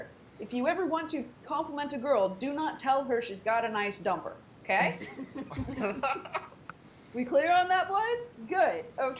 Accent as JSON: {"language": "English", "region": "California", "country": "United States", "said": "as a Californian"}